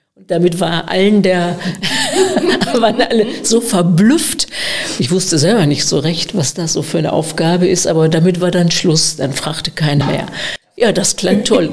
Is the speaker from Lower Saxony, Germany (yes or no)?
no; Gelsenkirchen, North Rhine-Westphalia, Germany; accent: Ruhrgebiet; also born or lived in Freiburg / Münster; now in Breckerfeld, Germany; schleicht sich doch das eine oder andere Ruhrgebietsidiom ein. Also ich bin aus Gelsenkirchen